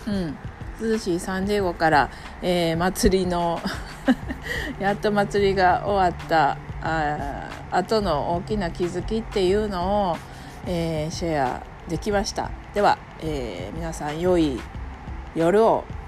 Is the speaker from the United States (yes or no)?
no; Japan; first language Japanese; 私は日本人